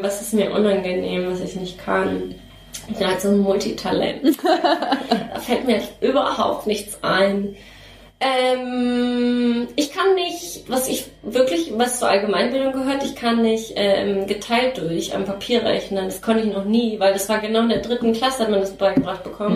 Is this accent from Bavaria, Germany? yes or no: yes; Nuremberg, Bavaria, Germany; moved away as an adult; habe halt damals auch noch in Nürnberg gewohnt, wo ich groß geworden bin